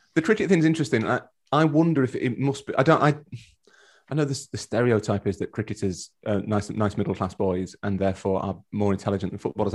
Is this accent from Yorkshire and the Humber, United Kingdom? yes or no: yes; Yorkshire and the Humber, United Kingdom; We're both from Yorkshire